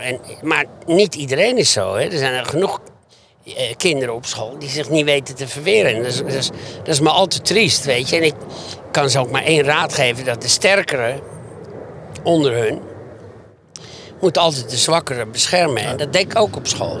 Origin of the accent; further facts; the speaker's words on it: Beverwijk, North Holland, Netherlands; Ik kom uit Beverwijk. ik werkte vaak op op de tuinderij en de landerij, weet je, gewoon als kind